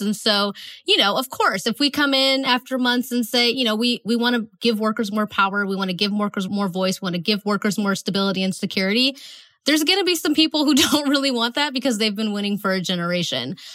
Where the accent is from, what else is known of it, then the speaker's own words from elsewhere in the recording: Northeast Ohio, United States; I'm from Northeast Ohio, so we have a NASA center that's close to us.